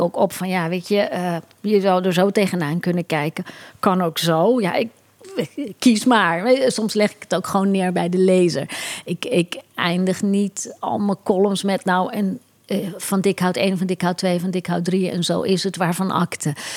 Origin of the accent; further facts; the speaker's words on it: Curaçao; Ik groeide op op Curaçao